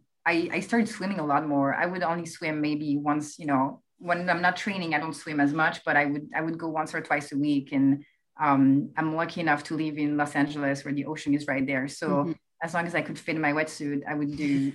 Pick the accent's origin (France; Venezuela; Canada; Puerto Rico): France; English is a second language; now in United States; I'm actually from France, as you can, I'm sure you can hear it